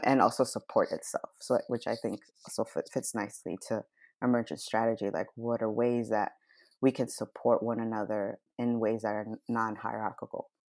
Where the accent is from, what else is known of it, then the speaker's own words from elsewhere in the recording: Nicaragua; now in United States; I was born in Nicaragua